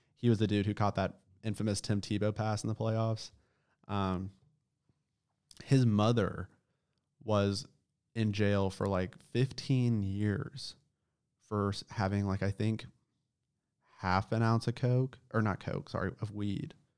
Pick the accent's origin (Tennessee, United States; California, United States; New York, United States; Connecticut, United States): Tennessee, United States; Nashville suburb, Middle; Where I grew up in Middle Tennessee is not, you know, Nashville suburb is not America.